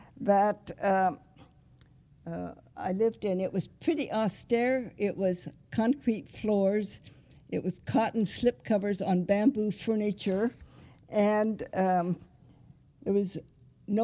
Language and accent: English; Hebron, Nebraska, United States; moved away as an adult; also born or lived in Lincoln, Nebraska / Hawaii / Vietnam; I was born in Nebraska near Hebron and went to the university in Lincoln